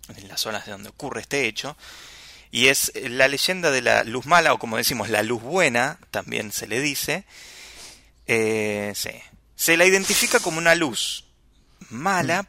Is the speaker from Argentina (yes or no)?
yes; Buenos Aires, Argentina; como porteño, como buen porteño